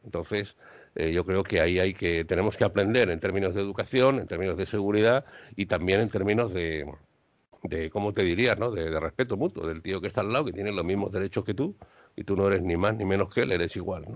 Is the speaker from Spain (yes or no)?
yes; Madrid, Community of Madrid, Spain; now in Seville, Spain; aunque soy madrileña, le he dicho antes a, Alberto, yo soy de San Blas, yo soy de un barrio obrero